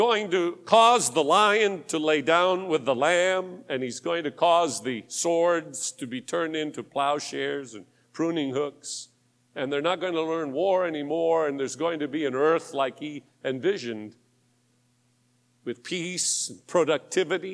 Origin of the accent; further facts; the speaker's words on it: Tacoma, Washington, United States; I was born in Tacoma, Washington. Up in the Northwest